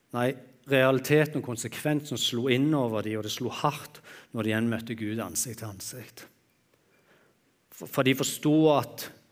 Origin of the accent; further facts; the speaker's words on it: Jæren, Rogaland, Norway; jeg er jærbu, og vi er vant å øse